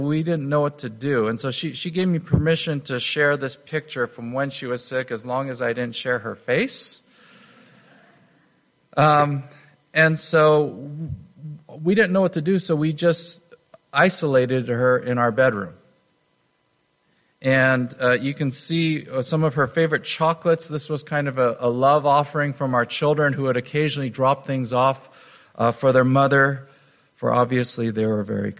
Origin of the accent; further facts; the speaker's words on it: United States; being an American